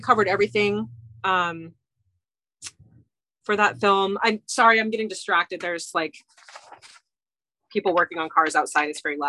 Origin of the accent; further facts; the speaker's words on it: Hawaii, United States; growing up in Hawaii